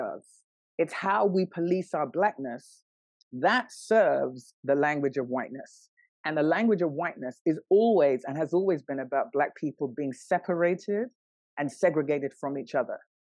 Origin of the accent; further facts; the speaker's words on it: London, United Kingdom; moved away as an adult; also born or lived in New York, United States; I was born and raised in London, and then I lived in New York for almost 10 years